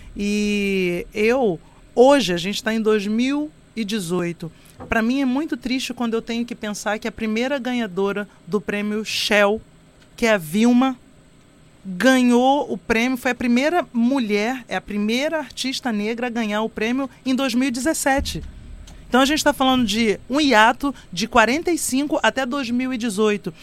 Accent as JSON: {"language": "Portuguese", "area": "Baixada Fluminense", "region": "Rio de Janeiro", "country": "Brazil", "tie": "born or raised there", "said": "eu venho da Baixada Fluminense, do Corte 8, um lugar onde eu não tinha acesso à arte"}